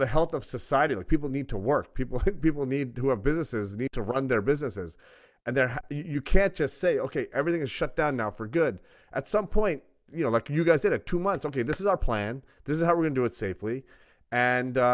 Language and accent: English; New York City, New York, United States; since I grew up in New York